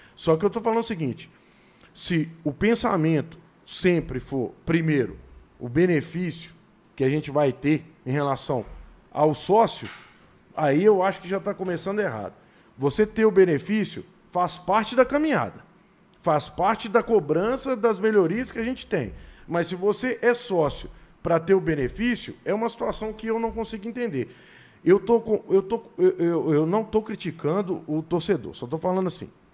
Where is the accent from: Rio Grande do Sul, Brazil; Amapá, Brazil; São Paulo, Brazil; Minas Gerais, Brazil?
Minas Gerais, Brazil; Conselheiro Lafaiete; Eu sou do interior. Eu sou de Conselheiro Lafayette, né?